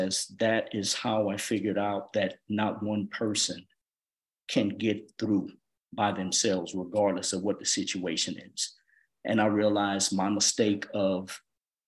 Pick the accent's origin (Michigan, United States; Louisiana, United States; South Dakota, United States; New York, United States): Louisiana, United States; Opelousas; moved away as an adult; now in Georgia, United States; my hometown, Opelousas, Louisiana